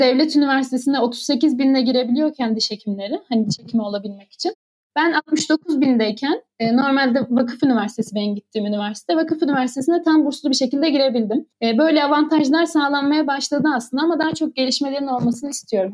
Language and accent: Turkish; Adana, Turkey; born or raised there; moved away as an adult; now in Ürgüp, Turkey